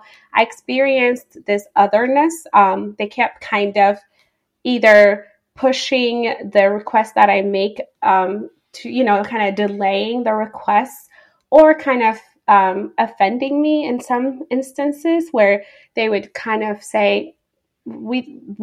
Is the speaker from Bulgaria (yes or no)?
no; Addis Ababa, Ethiopia; now in United States; So I am originally from Ethiopia. I was born and raised there. I grew up in the capital city, Addis Ababa.